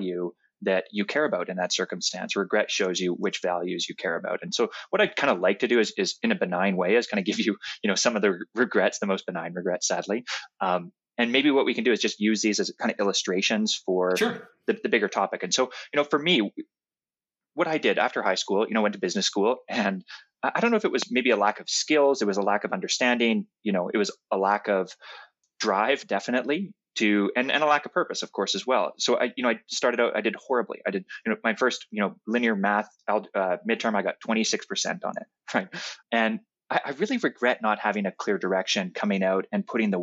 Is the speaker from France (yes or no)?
no; Canada; I'm Canadian, so I say process